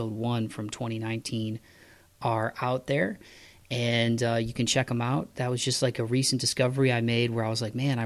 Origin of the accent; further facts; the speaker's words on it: Toledo, Ohio, United States; my hometown of Toledo, Ohio